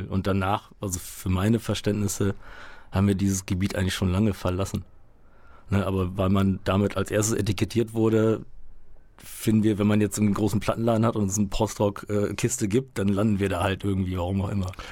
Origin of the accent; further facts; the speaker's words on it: Münster, North Rhine-Westphalia, Germany; also born or lived in Poland; Ich äh, bin gebürtig aus Polen, bin mit fünf, äh, fünf Jahren hier, aber dann tatsächlich direkt nach Münster gekommen.